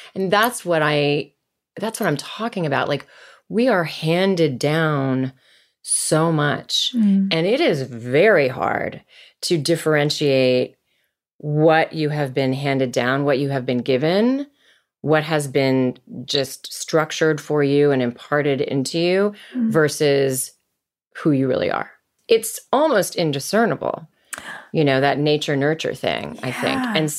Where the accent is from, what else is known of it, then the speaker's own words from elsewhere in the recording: Virginia, United States; also born or lived in Massachusetts; we moved to Virginia when I was 7. Mm. I was born in Massachusetts because my parents were both at school there.